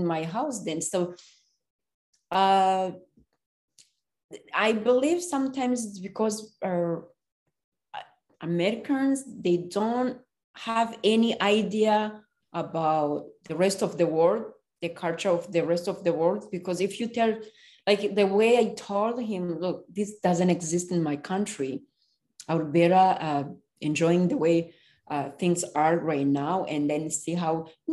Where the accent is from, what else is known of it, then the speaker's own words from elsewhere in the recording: Rwanda; English is a second language; moved away as an adult; now in United States; I'm from Rwanda.